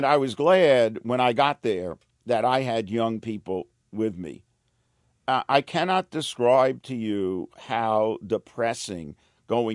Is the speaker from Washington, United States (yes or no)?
no; New York City, New York, United States; I was a kid from the streets of Brooklyn